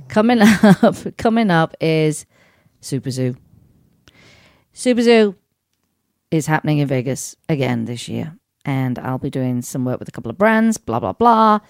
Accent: Sheffield, Yorkshire and the Humber, United Kingdom; moved away; my hometown, Sheffield in England

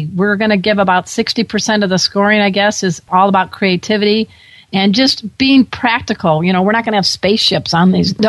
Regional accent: Midwest, United States; now in Southern California, United States; I'm a girl from the Midwest

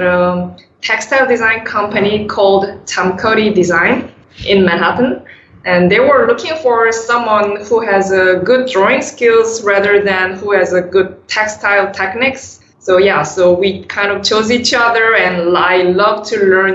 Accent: South Korea; moved away as an adult; now in United States; I was born and raised in South Korea

